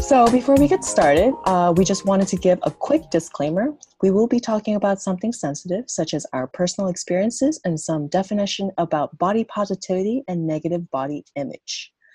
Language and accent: English; South Korea; moved away; I grew up in Korea.